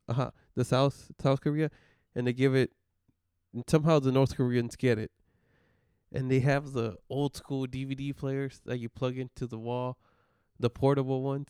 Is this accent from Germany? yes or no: no; Mexico; moved away; I come from Mexico and it's bad over there